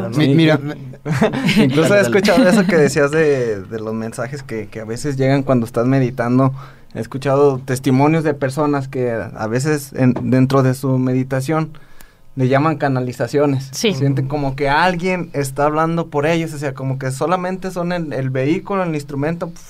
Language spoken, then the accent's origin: Spanish; Mexico; como mexicanos